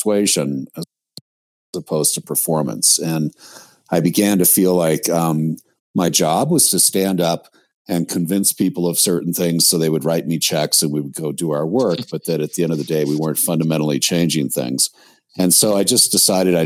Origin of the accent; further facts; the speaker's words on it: outside of New York City, United States; I was raised outside of New York City